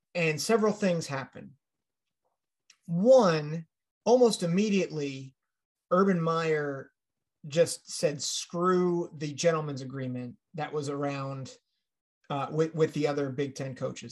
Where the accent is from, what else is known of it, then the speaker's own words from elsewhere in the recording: Pennsylvania, United States; my home state of Pennsylvania